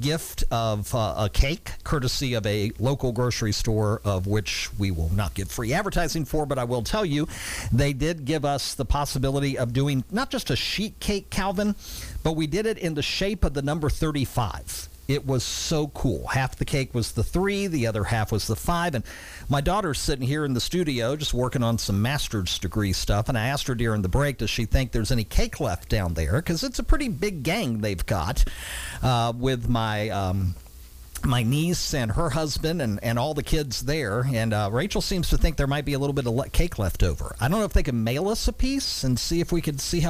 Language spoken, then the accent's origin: English; Beaver Dam, United States; I grew up in Beaver Dam